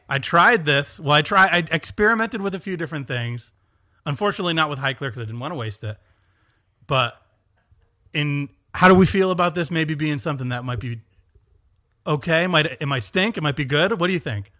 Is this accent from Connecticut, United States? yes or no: yes; Stratford, Connecticut, United States; born and raised in Stratford, Connecticut, about forty-five minutes from here